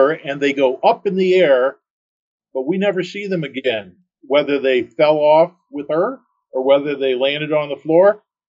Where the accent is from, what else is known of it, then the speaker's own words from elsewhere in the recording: Detroit, Michigan, United States; moved away; I'm from the Detroit area originally up in Michigan